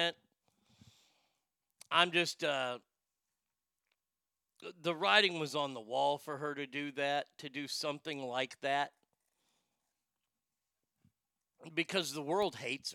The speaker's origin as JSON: {"language": "English", "region": "Texas", "country": "United States", "tie": "born or raised there", "said": "I grew up here in Texas. This is where I grew up. I grew up in this part of the state in Texas."}